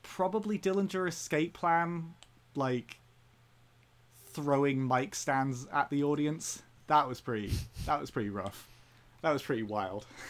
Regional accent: Belgium; I grew up in Belgium

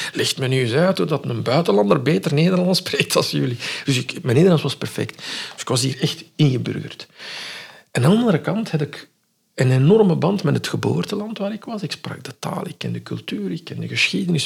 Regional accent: Morocco; moved away; van onze cultuur, van waar ik vandaan kom in Marokko

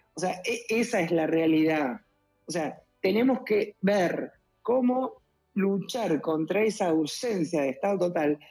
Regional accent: Argentina; Acá en Argentina hay mucha inseguridad

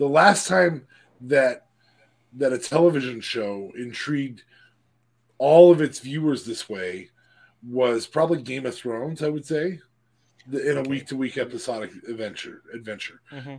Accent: San Diego, California, United States; I'm from San Diego. Booyaka. San Diego, California.

